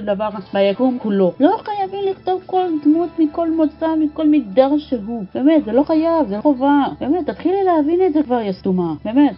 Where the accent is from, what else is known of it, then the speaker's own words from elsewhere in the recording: Israel; אצלנו בישראל